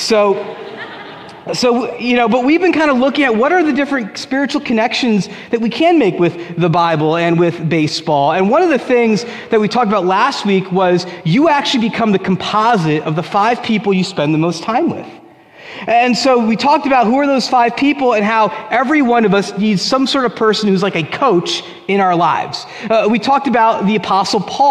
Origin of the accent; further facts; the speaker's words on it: Union, New Jersey, United States; when I was a kid, 1989, I was 8 years old, and I tried out for Little League in Union, New Jersey